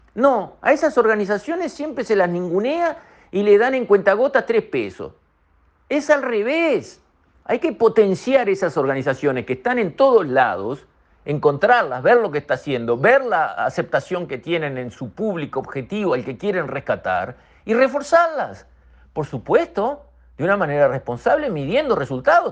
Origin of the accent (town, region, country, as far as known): Uruguay